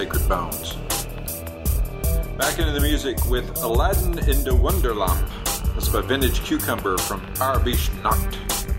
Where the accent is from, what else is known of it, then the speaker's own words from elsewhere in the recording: Montgomery, Alabama, United States; I'm from Montgomery, about an hour away.